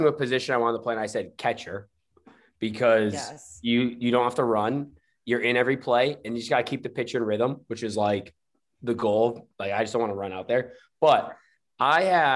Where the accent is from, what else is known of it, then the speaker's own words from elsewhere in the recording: Massachusetts, United States; now in Scottsdale, United States; I'm from Massachusetts.